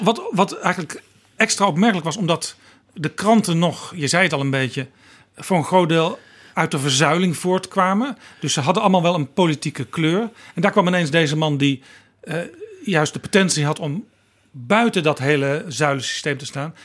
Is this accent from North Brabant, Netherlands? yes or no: yes; North Brabant, Netherlands; Ik kom zelf ook uit Brabant